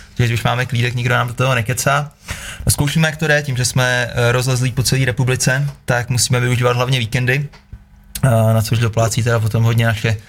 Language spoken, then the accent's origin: Czech; Kamenice, Czechia; moved away; já jsem z Kamenice a moje žena je z vesnice asi 3 km od Kamenice, z mýho baráku vidím na její barák